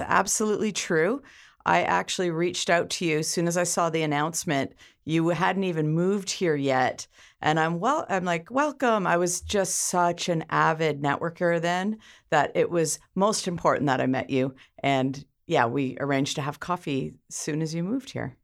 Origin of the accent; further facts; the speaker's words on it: Ontario, Canada; now in Campbell River, Canada; I was originally from Ontario, but I consider myself an honorary islander, being here over thirty years